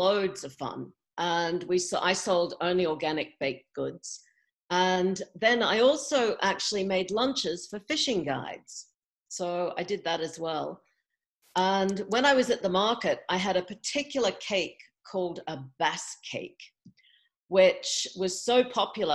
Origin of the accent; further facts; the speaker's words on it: Australia; moved away as an adult; also born or lived in England / California; now in Montana, United States; I grew up in Australia, but then moved to England in my early 20s.